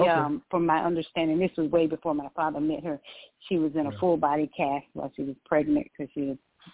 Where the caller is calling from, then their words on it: Georgia, United States; I'm calling from Georgia.